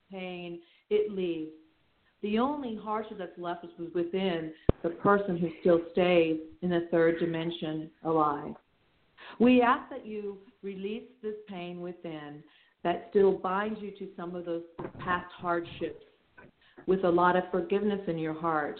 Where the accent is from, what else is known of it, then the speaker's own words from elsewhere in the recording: Wichita, Kansas, United States; I'm also from the Midwest. I'm from Wichita, Kansas